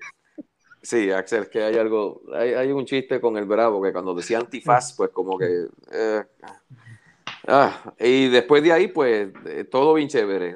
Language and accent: Spanish; Puerto Rico; todos los que somos puertorriqueños